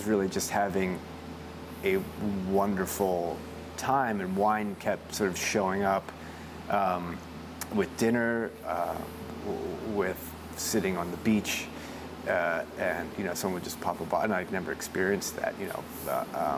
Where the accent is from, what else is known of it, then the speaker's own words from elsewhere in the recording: Baltimore, Maryland, United States; moved away as an adult; now in Oregon, United States; I was born in Baltimore, Maryland, in the city, and then at about 11 or 12, my folks moved out